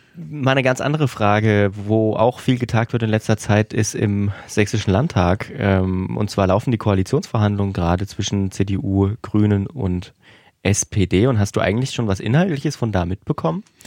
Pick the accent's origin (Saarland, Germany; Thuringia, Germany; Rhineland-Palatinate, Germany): Thuringia, Germany; southern; ich komme ja auch vom Dorf und ich würde das Vogtland einfach mal so auch mit der Region Südthüringen, wo ich herkomme